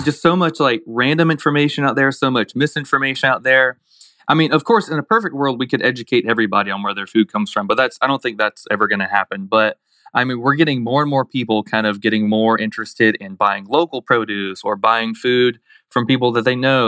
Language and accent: English; Blountstown, Florida, United States; also born or lived in Daytona, Florida; I grew up in Bluntstown, Florida, real rural community